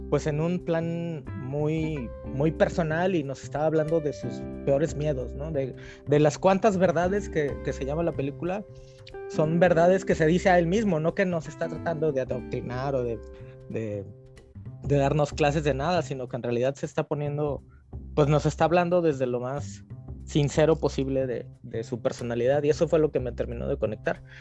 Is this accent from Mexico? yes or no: yes; Mexico City, Mexico; moved away; Y aquí pues sigo siendo el chilango entonces, no importa que lleves 30 años en, algún lugar, sigue siendo el chilango.